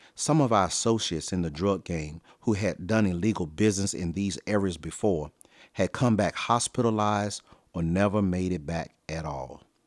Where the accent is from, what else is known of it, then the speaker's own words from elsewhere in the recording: Virginia, United States; I was raised in one of the roughest neighborhoods of my hometown in Virginia